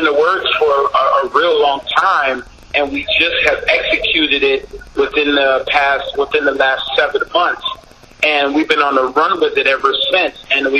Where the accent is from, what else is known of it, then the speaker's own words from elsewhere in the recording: Savannah, Georgia, United States; moved away; also born or lived in Harlem, New York / Rochester, New York; I was born in Harlem. Born in St. Luke's Hospital in Harlem. I was raised in Savannah, Georgia.